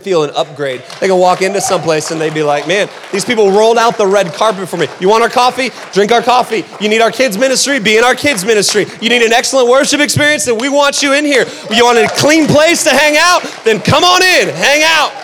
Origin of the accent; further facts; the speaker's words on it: Seattle, Washington, United States; also born or lived in Phoenix, Arizona; now in Utah, United States; We're from Seattle, like originally from Seattle. We were in Phoenix, so we've had culture around us our entire life.